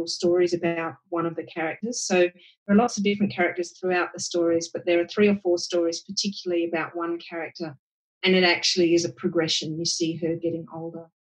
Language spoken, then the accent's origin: English; Sydney, New South Wales, Australia; I grew up in Hunters Hill, which is the lower north shore of Sydney